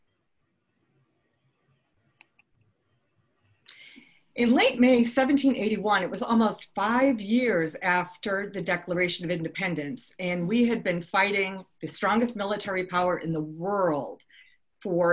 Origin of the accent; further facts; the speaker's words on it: Boston, Massachusetts, United States; I grew up in Boston